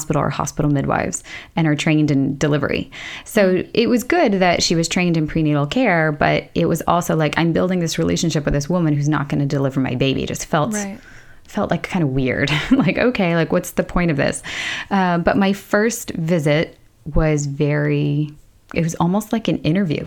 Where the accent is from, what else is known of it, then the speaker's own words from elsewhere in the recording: United States; now in Sweden; I'm American.